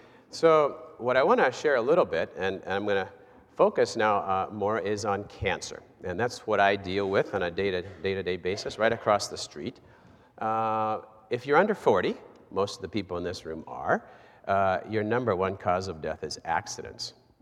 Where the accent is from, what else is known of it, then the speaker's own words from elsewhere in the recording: Goshen, Indiana, United States; also born or lived in Buenos Aires, Argentina; And yes, I was born here in Goshen, and my parents were missionaries in Argentina, so I traveled with them, didn't have a choice, and started my schooling there in Argentina near Buenos Aires